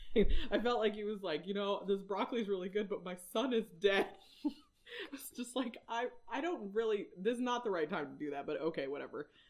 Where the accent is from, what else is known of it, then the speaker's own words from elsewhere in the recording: Whidbey Island, Washington, United States; I am from Washington